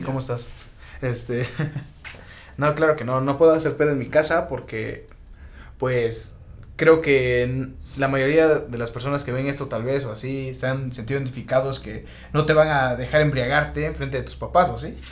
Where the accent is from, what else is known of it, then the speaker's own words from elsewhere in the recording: Mexico; soy mexicano